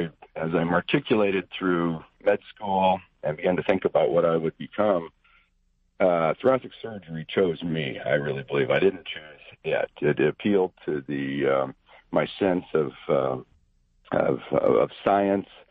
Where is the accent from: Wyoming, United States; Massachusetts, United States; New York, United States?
Wyoming, United States; Cody; moved away; I grew up outside a little town out by Yellowstone Park called Cody, Wyoming